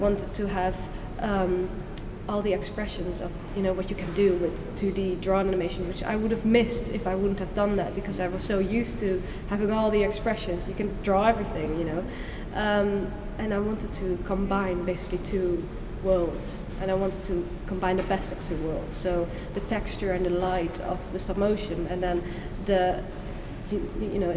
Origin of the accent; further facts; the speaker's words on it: Netherlands; moved away as an adult; now in United Kingdom; I went to an art school in the Netherlands. I come from the Netherlands